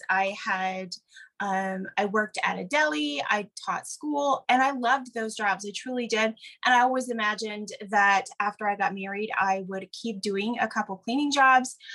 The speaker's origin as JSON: {"language": "English", "region": "Wisconsin", "country": "United States", "tie": "born or raised there", "moved": "as an adult", "lives_now": "Oregon, United States", "said": "I grew up in the Midwest, actually, so not terribly far from where you live. I grew up in Wisconsin"}